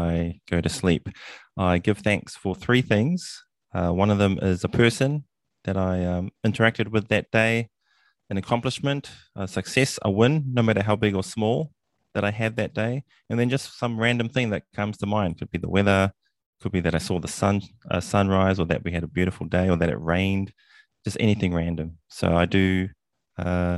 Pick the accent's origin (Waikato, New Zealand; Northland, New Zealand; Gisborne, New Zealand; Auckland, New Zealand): Northland, New Zealand; Whangaroa; I'm from Whangaroa, New Zealand.